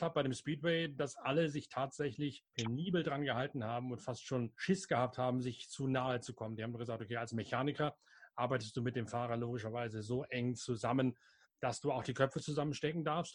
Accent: Lower Saxony, Germany; Bei uns in Niedersachsen

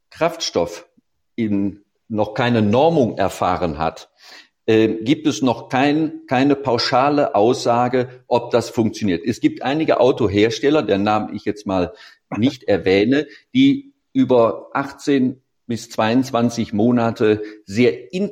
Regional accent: Baden-Württemberg, Germany; Sicherlich, ich komme aus der Nähe von Stuttgart, da haben sie einen Kessel, da geht es mehr darum, dass man keine Abgase hat.

